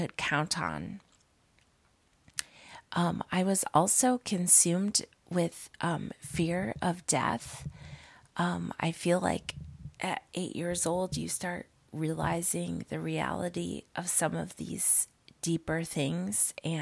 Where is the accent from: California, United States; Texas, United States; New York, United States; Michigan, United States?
New York, United States; upstate; also born or lived in Illinois; we moved to upstate New York to the beautiful Adirondack Mountains when I was 7